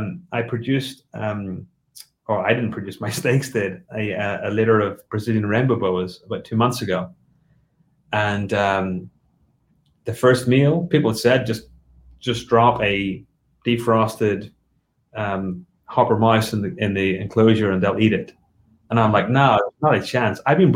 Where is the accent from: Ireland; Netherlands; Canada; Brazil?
Ireland; also born or lived in United Kingdom; So, you know, growing up in Ireland and the UK, you don't feed live.